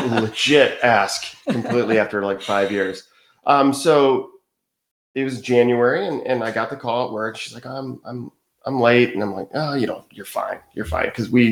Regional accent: Michigan, United States; moved away as an adult; now in Wilmington, United States; So we're from Michigan.

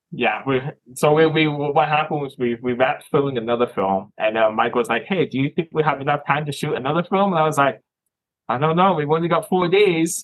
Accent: Toronto, Ontario, Canada; moved away as an adult; now in Scotland, United Kingdom; I was born here. And I moved to Canada when I was a young age.

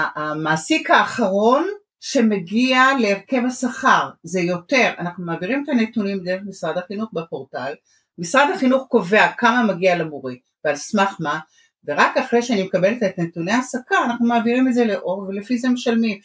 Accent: Jerusalem, Jerusalem District, Israel; moved away as an adult; also born or lived in Iran; now in Bat Yam, Israel; אני ירושלמית במקור, התחתנתי ועברתי לבת ים.

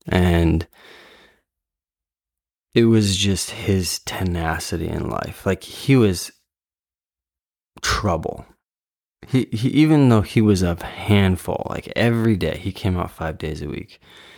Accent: Fairfield, Iowa, United States; We are here in the home that I grew up in the Midwest, in Fairfield, Iowa.

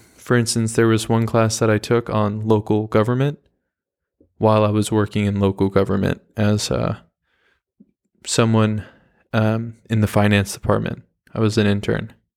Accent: the Hamptons, New York, United States; I grew up in the Hamptons

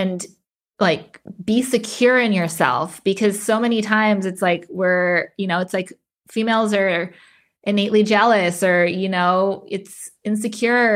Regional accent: Las Cruces, New Mexico, United States; I was born and raised in Las Cruces, New Mexico

